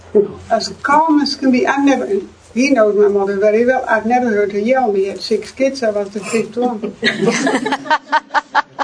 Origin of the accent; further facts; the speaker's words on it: Netherlands; moved away; I'm from Holland